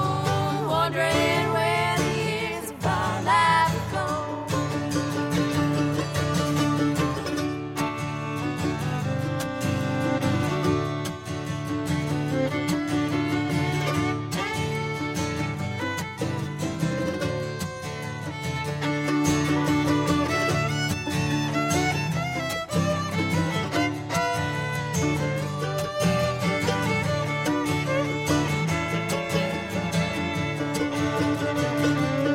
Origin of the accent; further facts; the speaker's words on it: Central Indiana, United States; We are from Central Indiana, kind of all spread out there